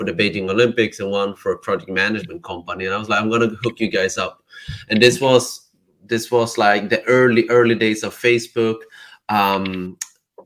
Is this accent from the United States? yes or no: no; Sweden; now in Barcelona, Spain; I'm born and raised in Sweden, but my parents are from Cambodia